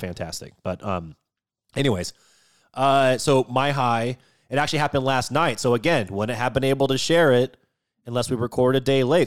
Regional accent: Washington, United States; moved away; I grew up in Washington State, and growing up, we ate a lot of halibut and a lot of salmon

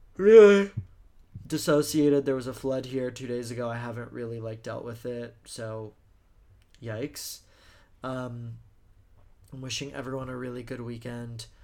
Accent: Texas, United States; moved away; I'm from Texas

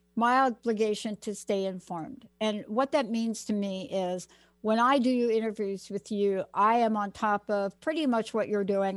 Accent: New York City, New York, United States; So I'm from the Bronx

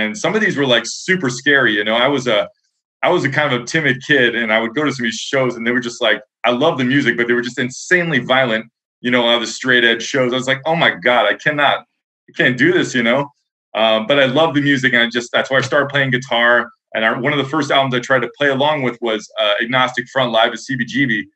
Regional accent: Wilmington, Delaware, United States; I grew up like in Delaware, outside Philly, Wilmington.

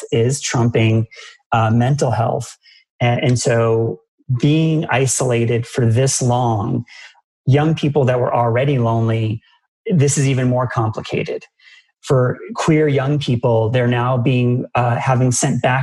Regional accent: Massachusetts, United States; I grew up in Massachusetts where Dunkin' Donuts is just a king of donuts

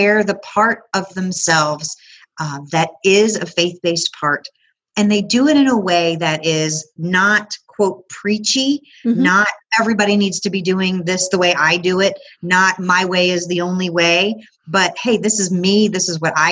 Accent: Chicago, Illinois, United States; now in Knoxville, United States; I grew up in the Chicago area, but now I live in Knoxville, Tennessee

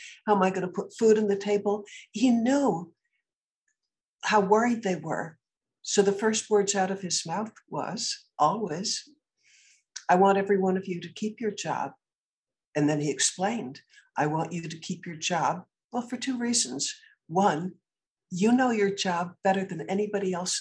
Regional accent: Concord, Massachusetts, United States; I was born in Concord, Massachusetts

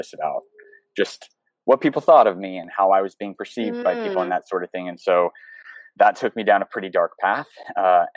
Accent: the panhandle of Florida, United States; also born or lived in Seattle, Washington; I grew up in the panhandle of Florida

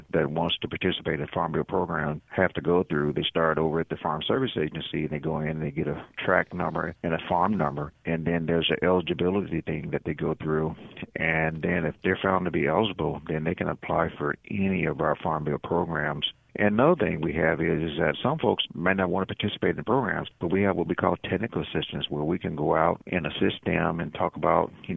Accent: Mississippi, United States; as a boy growing up in Mississippi, you know, I'm a farm boy

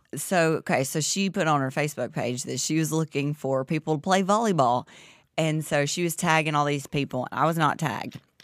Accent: Southern, Southern United States, United States; accent: Southern; my Southern accent

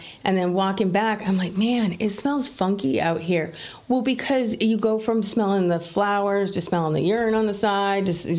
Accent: Maine, United States; I'm from Maine.

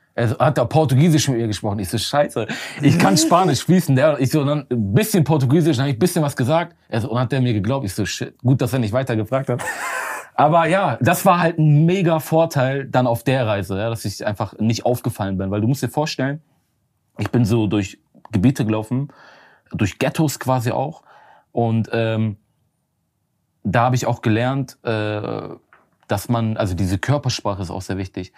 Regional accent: Germany; ich komme aus Deutschland.

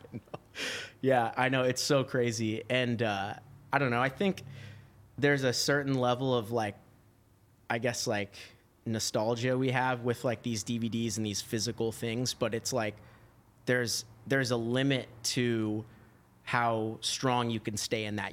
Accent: Huntington Beach, California, United States; also born or lived in Washington; I grew up in Huntington Beach

